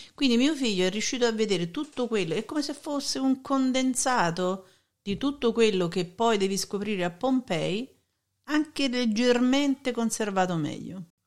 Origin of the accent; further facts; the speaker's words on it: Naples, Campania, Italy; quello da napoletana